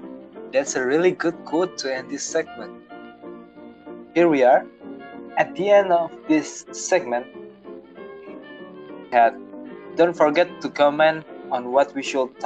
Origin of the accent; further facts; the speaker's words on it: Jakarta, Indonesia; first language Indonesian; English is a second language; I was born in Jakarta, so I'm used to speak Indonesian language.